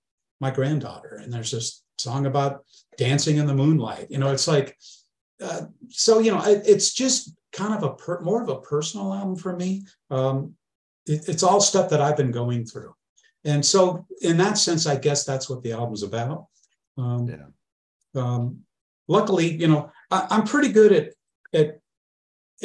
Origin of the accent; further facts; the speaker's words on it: Northern California, United States; growing up in Northern California and being in bands